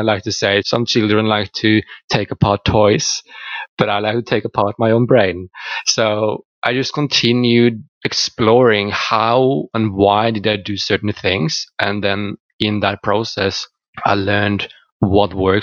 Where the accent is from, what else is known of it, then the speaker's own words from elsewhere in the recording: Norway; first language Norwegian; English is a second language; moved away as an adult; also born or lived in England; I'm from Norway, and I have lived the majority of my life in Norway